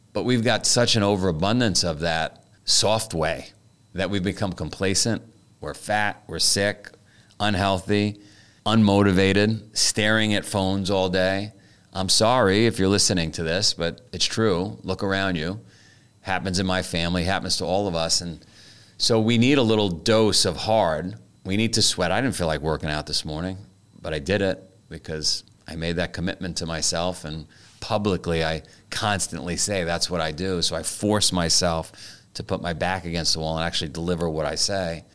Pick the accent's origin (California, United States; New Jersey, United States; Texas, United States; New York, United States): New York, United States; New York City; I grew up in Queens in the nineteen seventies.